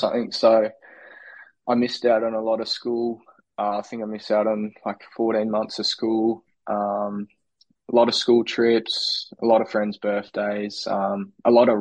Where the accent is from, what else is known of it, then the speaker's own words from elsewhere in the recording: Burnie, Tasmania, Australia; also born or lived in Devonport; I grew up in Burnie till 13 years old, so 2017. Then I moved to Devonport. So, yeah, most of my childhood in Burnie.